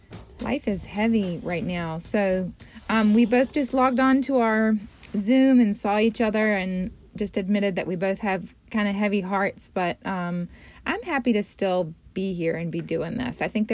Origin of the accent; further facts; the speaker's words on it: the South, United States; growing up in the South